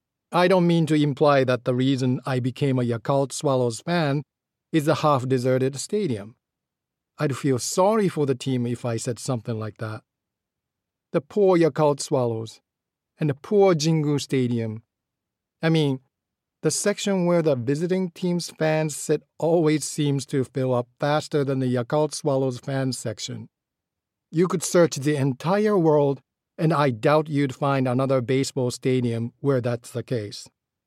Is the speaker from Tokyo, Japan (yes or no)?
no; Ashiya, Hyogo, Japan; moved away as an adult; also born or lived in Kyoto / Shukugawa; I was born in Kyoto, but we soon moved to the Kansai Kobe area, where I lived till I was 18, first in Shukugawa and then in Ashiya.